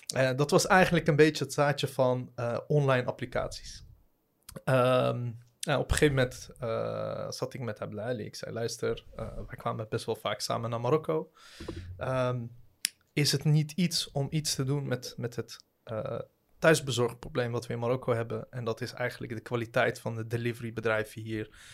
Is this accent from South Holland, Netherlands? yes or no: yes; Rotterdam, South Holland, Netherlands; also born or lived in The Hague; now in Ridderkerk, Netherlands; geboren in Den Haag, opgegroeid in Rotterdam, eh, wonend nu in Ridderkerk